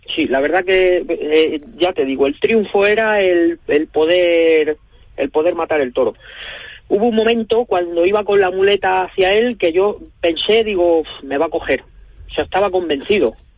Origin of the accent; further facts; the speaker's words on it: Guadalajara, Castilla-La Mancha, Spain; poder volver a mi tierra